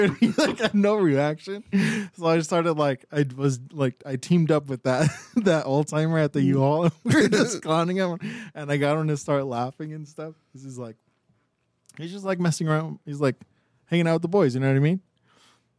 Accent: Monterey Park, California, United States; growing up in Monterey Park

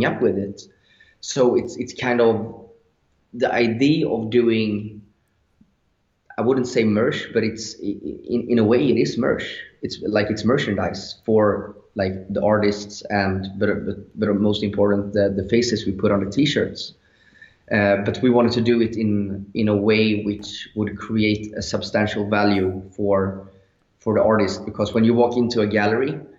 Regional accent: Sweden; English is a second language; we're from Sweden, and we were very young. So, you know, the English wasn't that good.

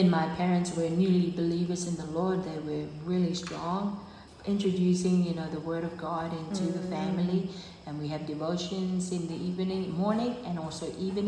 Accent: Avarua, Rarotonga, Cook Islands; also born or lived in Pukapuka; I was born in Pukupuka, but raised up here in Pūe Estates, Avarua

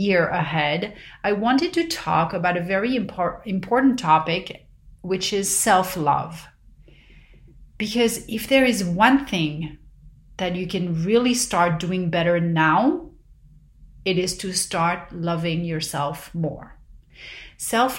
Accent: Paris, Île-de-France, France; growing up in Paris

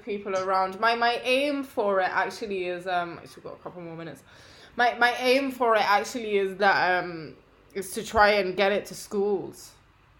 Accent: London, United Kingdom; also born or lived in Paris; I moved back to London and then I went to a French school

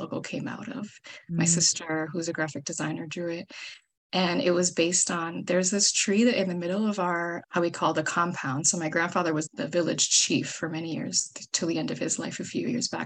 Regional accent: Minnesota, United States; moved away as an adult; also born or lived in New York; I'm originally from Minnesota

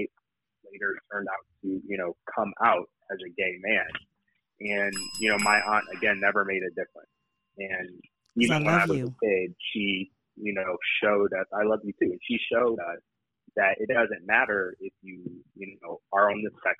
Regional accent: Michigan, United States; now in Washington, D.C., United States; I'm from Michigan originally, though I now live in the D.C. area

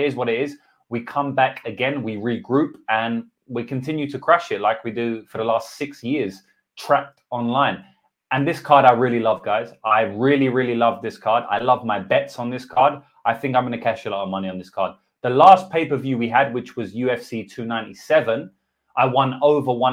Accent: England, United Kingdom; accent: English; All my beautiful English accent that all the ladies love.

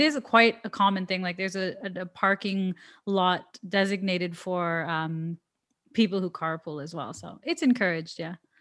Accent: Toronto, Ontario, Canada; I'm from Toronto, which is the main city

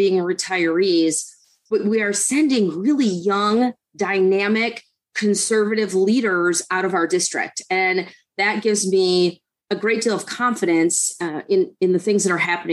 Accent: Detroit, Michigan, United States; moved away as an adult; also born or lived in Western North Carolina; now in Hendersonville, United States; I grew up in Detroit and went to college at Michigan State

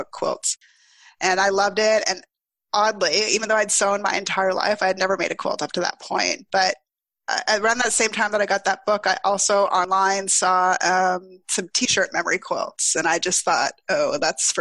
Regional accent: Ottawa, Ontario, Canada; moved away as an adult; also born or lived in Toronto / Montreal; I'm from Ottawa originally, and I would go home in the summers

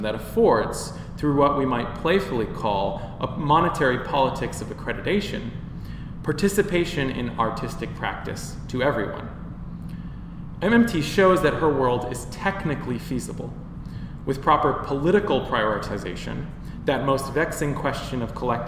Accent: United States; now in Bristol, United Kingdom; as an American sitting in Bristol

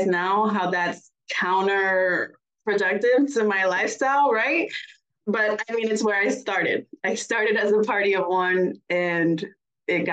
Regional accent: Puerto Rico; also born or lived in Florida; now in Germany; I was raised in Puerto Rico, where my grandma was across the park

